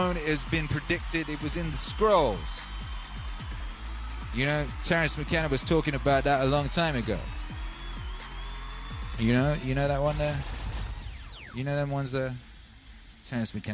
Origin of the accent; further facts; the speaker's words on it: Wales, United Kingdom; also born or lived in Los Angeles; now in Texas, United States; I grew up in the countryside. I grew up in Wales.